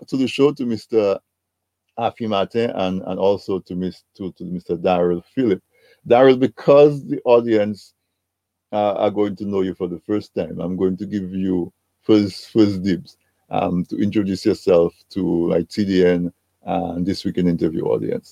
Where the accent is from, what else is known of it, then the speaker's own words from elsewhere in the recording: Dominica; when I was a little boy growing up in Dominica